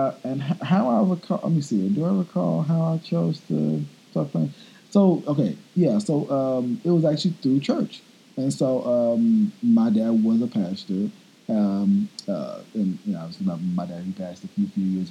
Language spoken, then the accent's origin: English; Texas, United States; I'm from Texas originally